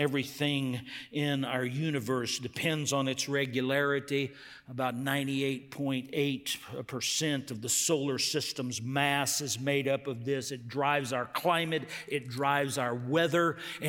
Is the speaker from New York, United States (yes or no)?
no; Texas, United States; I grew up in West Texas on the border, and it was just permeated by Spanish. Took it in school. All my friends spoke it, but I had this mental block, and I regret it to this day.